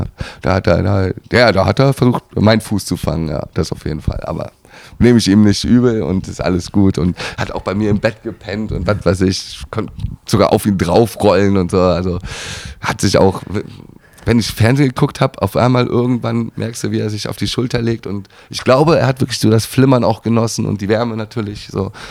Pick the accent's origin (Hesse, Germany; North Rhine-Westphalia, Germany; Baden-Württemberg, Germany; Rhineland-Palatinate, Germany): North Rhine-Westphalia, Germany; Schwalmtal; moved away; also born or lived in Düsseldorf; in mein Heimatdorf nach Waldnil, Schwalmtal Waldnil gezogen